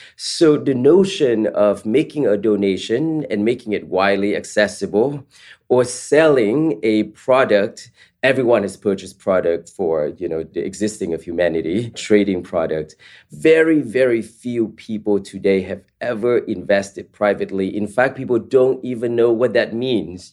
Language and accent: English; East Palo Alto, California, United States; also born or lived in Vietnam; my family and I immigrated from Vietnam to the Bay Area, specifically East Palo Alto.